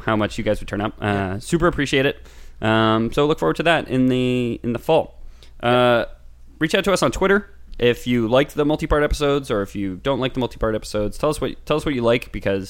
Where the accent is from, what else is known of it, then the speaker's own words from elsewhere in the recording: Canada; we're Canadian